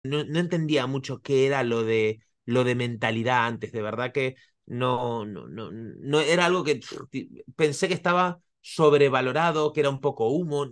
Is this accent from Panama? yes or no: no; Argentina; moved away as an adult; also born or lived in Bali, Indonesia / Costa Rica; now in Barcelona, Spain; soy argentino, hace 20 años que vivo en Barcelona, entre medio he vivido en, en Bali y en Costa Rica.